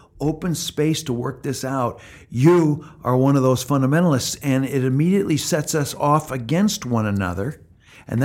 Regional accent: Midwest, United States; also born or lived in Canada; I'm from the Midwest and Canada before

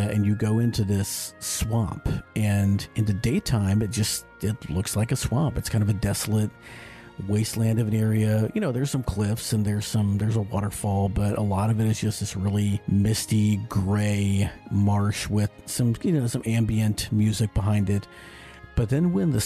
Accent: Limestone County, Texas, United States; where I grew up in Limestone County in Texas

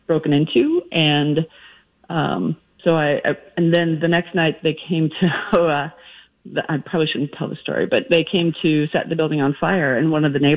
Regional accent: Minneapolis, Minnesota, United States; I was born in Minneapolis

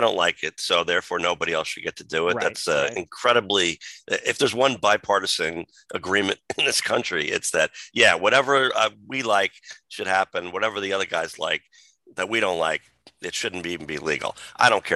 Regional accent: New Jersey, United States; my home state of New Jersey

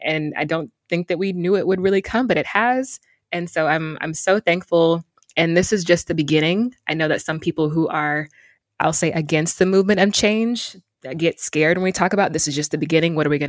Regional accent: Mississippi, United States; also born or lived in Detroit, United States; So my identity is part Northerner, originally from Detroit, Michigan. But I grew up mostly in Mississippi.

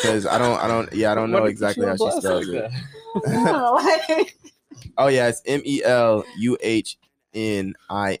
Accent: Las Vegas, Nevada, United States; I'm born and raised in Vegas

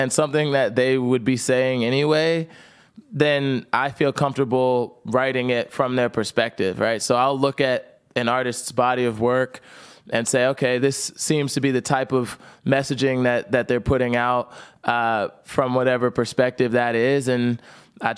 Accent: New Jersey, United States; I grew up in South Jersey

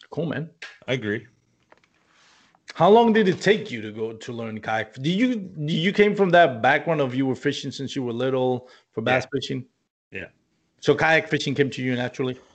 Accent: Chicago, Illinois, United States; I'm from Chicago, man.

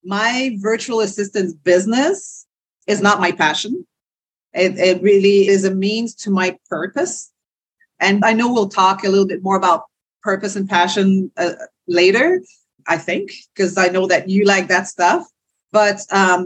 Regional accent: Quebec, Canada; first language French; English is a second language; born and raised in Quebec, Canada, French speaking to a French family

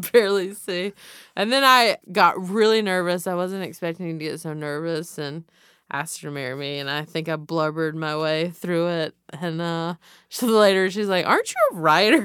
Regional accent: the South, United States; I'm from the South.

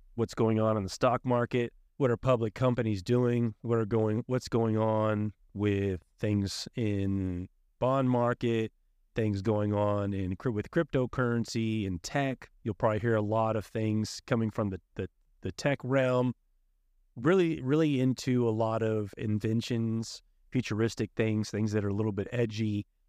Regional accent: College Station, Texas, United States; I am also from the Bryan College Station area

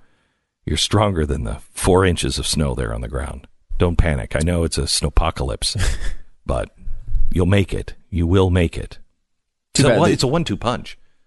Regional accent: Pacific Northwest, United States; I grew up in the Pacific Northwest, and it doesn't sound like a lot, but they don't have any snow plows.

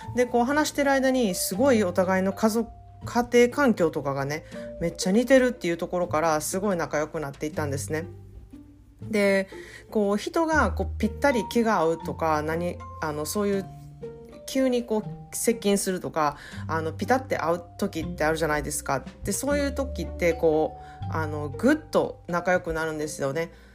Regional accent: Japan; now in United States; 育ったのは日本だけれどもずっとアメリカで住んで英語でやってきてる

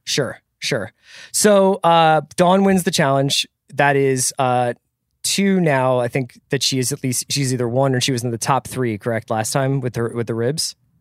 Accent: Philadelphia, Pennsylvania, United States; as a kid growing up in Philadelphia

